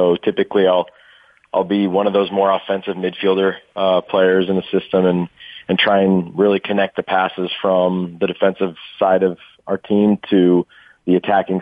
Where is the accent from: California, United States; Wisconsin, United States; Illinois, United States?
California, United States; Irvine; moved away; also born or lived in Kansas City; I'm from Irvine